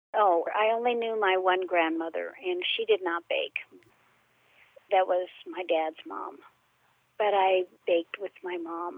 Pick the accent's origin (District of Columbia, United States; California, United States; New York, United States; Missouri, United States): California, United States; El Monte; also born or lived in Chicago, Illinois; I was born in Chicago, my mother had asthma really bad, and my aunt and uncle were living out here in California